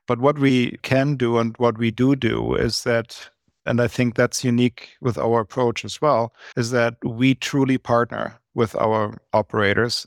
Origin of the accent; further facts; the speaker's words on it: Germany; moved away as an adult; now in Canada; born and raised in Germany, and I came to Canada about twenty-five, twenty-six years ago in my very early thirties